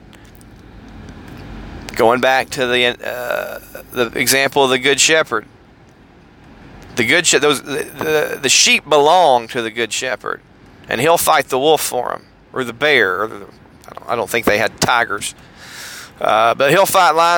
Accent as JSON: {"language": "English", "town": "Harrison", "region": "Tennessee", "country": "United States", "moved": "yes", "said": "I'm from Harrison, Tennessee"}